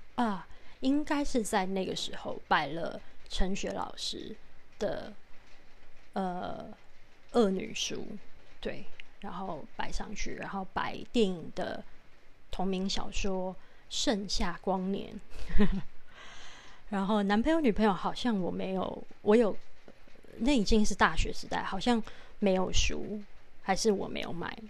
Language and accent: Chinese; Taipei, Taiwan; 因为我是台北人